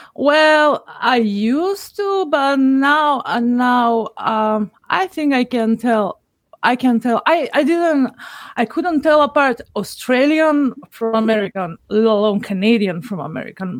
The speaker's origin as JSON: {"language": "English", "country": "North Macedonia", "said": "I'm from Macedonia"}